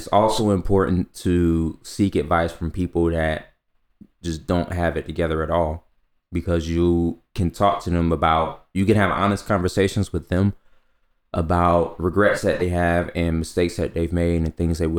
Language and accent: English; Orlando, Florida, United States; I'm from Orlando, right? So, I mean, it's very international there.